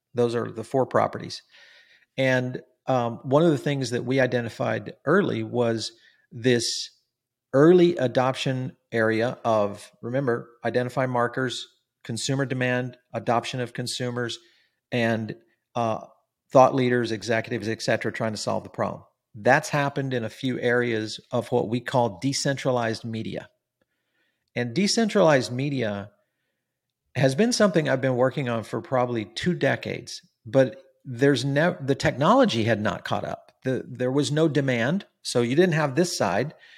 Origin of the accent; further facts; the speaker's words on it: Silicon Valley, California, United States; I grew up in Silicon Valley